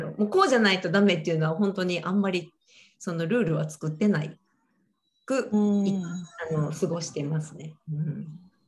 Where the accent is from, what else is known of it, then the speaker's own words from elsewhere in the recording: Japan; moved away as an adult; 日本で育ってる